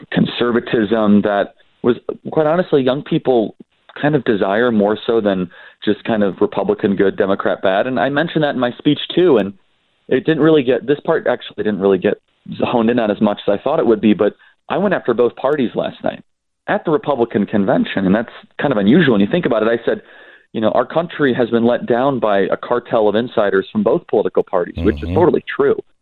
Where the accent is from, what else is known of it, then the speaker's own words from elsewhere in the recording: Midwest, United States; in the industrial Midwest, where I'm from. I grew up in the Midwest